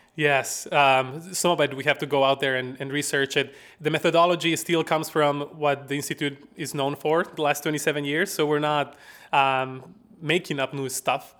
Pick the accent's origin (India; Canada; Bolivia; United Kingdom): Bolivia; La Paz; accent: Southern; now in Madison, United States; I am from La Paz, Bolivia.